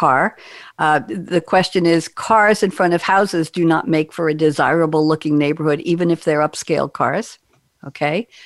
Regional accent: Long Island, New York, United States; I grew up on Long Island

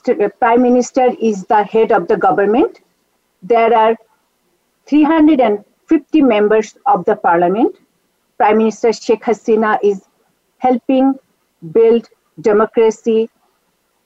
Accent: Bangladesh; also born or lived in Barisal / Dhaka; now in United States; I grew up in a political environment, both in Borishal and Dhaka

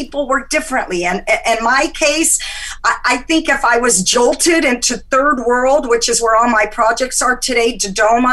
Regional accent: Egypt; moved away; I'm from Egypt, and I have that Mediterranean hot blood

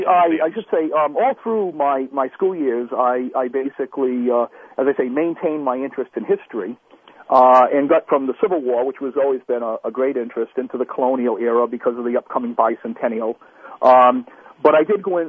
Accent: Pawtuxet, Rhode Island, United States; I grew up in Rhode Island.

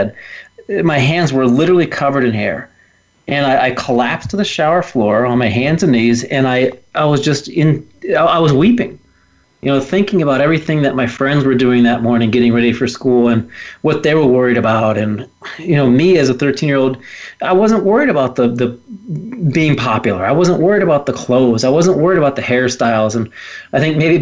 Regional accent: Willard, Ohio, United States; I was just a normal kid growing up in the Midwest in a little town called Willard, Ohio

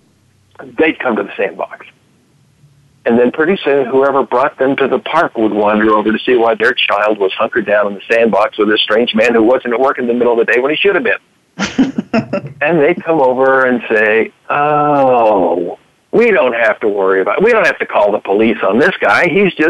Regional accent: Southern California, United States; moved away as an adult; also born or lived in Oregon; I was raised in Southern California, mostly on the beaches on the weekends

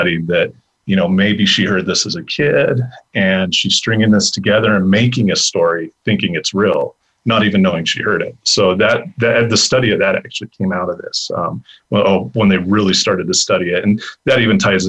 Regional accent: Pueblo, Colorado, United States; also born or lived in Washington, D.C.; you're from Pueblo

